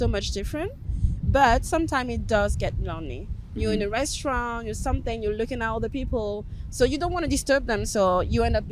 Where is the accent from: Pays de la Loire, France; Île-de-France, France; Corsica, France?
Pays de la Loire, France; Cholet; I was raised in Cholet, a small little town next to Nantes